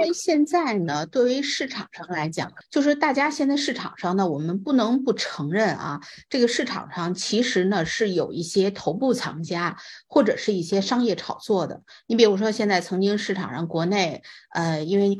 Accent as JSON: {"language": "Chinese", "country": "China", "lives_now": "United States", "said": "你像我们都是从中国来到美国的，还得要考虑它具不具国际化眼光"}